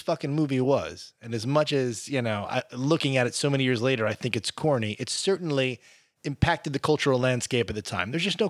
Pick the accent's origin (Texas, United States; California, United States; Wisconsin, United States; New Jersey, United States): New Jersey, United States; Jersey Shore; I'm from the Jersey Shore.